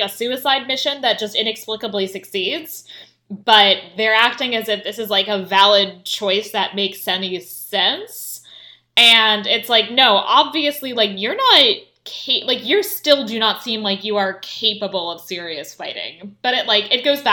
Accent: United States; As an American

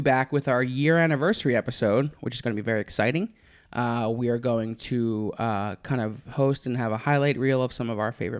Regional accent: Philadelphia, Pennsylvania, United States; I'm from Philadelphia.

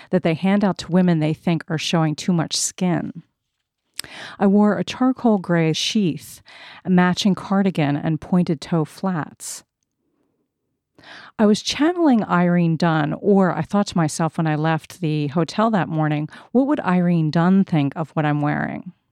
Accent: United States; accent: American; moved away as an adult; also born or lived in Europe; my American accent.

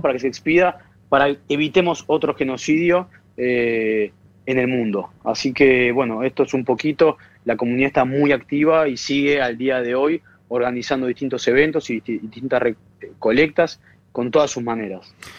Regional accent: Buenos Aires, Argentina; Yo vivo en Buenos Aires, nací en Buenos Aires, eh, argentino

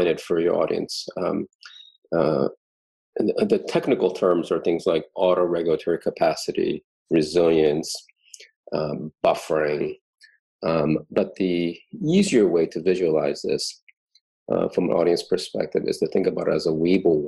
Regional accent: East Coast, United States; moved away; growing up in the East Coast, two layers in Thanksgiving

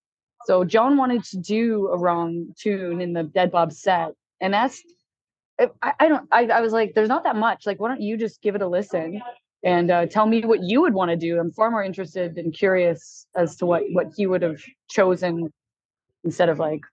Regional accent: Alberta, Canada; also born or lived in Quebec; now in Vancouver, Canada; So I was born in Quebec and then my family moved out to Alberta and then I made my way out here.

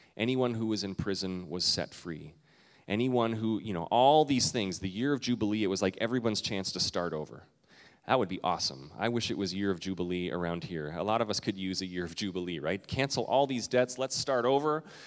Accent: Canada; now in United States; I'm Canadian

